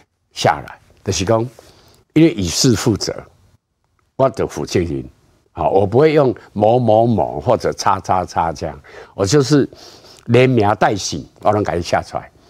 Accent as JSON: {"language": "Chinese", "country": "Taiwan", "said": "如果我们台湾人民能够都有很坚强的凝聚力，你讲台湾是一个国家"}